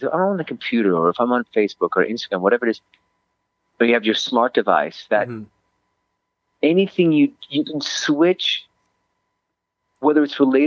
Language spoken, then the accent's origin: English; Switzerland; moved away; I grew up in Switzerland for most of my childhood and adolescence